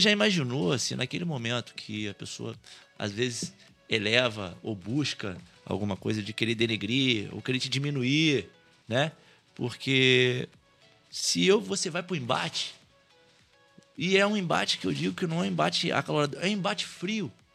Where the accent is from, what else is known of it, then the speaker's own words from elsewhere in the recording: Valença, Brazil; onde eu nasci, onde cresci, vi, vi nascer o bairro